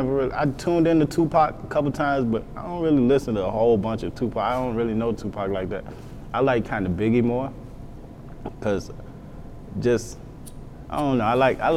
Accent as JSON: {"language": "English", "region": "Texas", "country": "United States", "said": "I'm from Texas."}